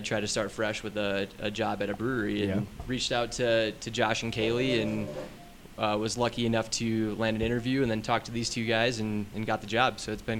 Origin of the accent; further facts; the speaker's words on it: Wisconsin, United States; moved away as an adult; now in Colorado, United States; I grew up in Wisconsin.